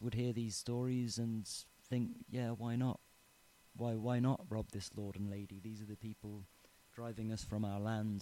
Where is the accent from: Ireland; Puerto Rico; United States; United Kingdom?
Ireland; Tipperary, Munster; I'm from Tipperary. I grew up here